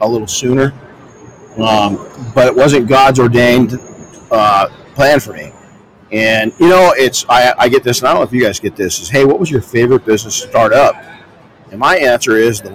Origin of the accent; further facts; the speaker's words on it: Colton, California, United States; I grew up in Colton, California.